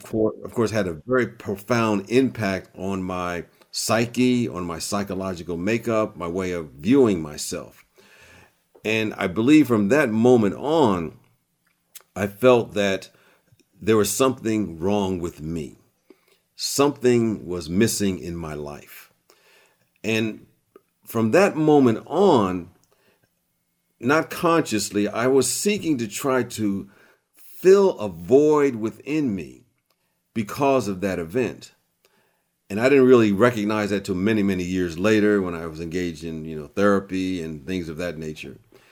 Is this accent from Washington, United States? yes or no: no; Long Island, New York, United States; born there; I was born in Long Island, New York.